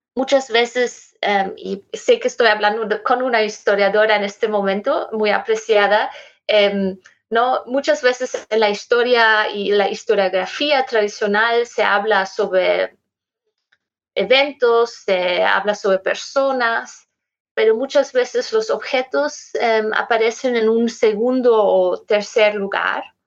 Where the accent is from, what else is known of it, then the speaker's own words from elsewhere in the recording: Germany; Spanish is a second language; moved away as an adult; also born or lived in Berlin; yo soy alemana